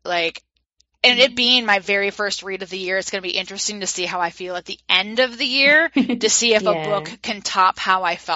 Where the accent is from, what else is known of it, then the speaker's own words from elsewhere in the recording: United States; I'm an American because I've lived my whole life in America.